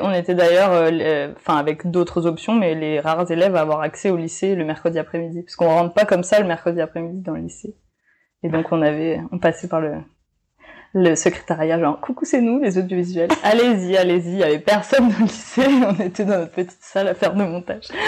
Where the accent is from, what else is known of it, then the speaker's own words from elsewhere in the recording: Nouméa, South Province, New Caledonia; also born or lived in Montpellier, France / North Province, New Caledonia; j'ai grandi à Nouméa